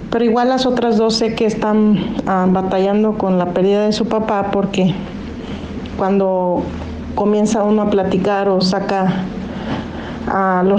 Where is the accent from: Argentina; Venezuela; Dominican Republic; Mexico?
Mexico; Torreón, Coahuila; now in Grayland, United States; Lo escucho aquí de Grayland, Texas, ciudad vecina de Dallas, Texas. Soy originaria de Torreón, Coahuila.